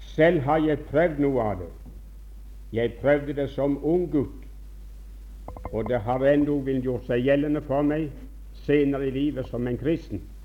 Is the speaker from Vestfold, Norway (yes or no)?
no; Bjerkreim, Rogaland, Norway; moved away; som ung gutt hjemme i Bjerkreim.